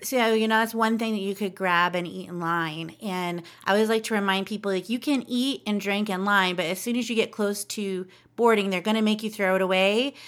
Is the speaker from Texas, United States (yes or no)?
no; Southern California, United States; I'm a Southern California kid, too. I grew up in SoCal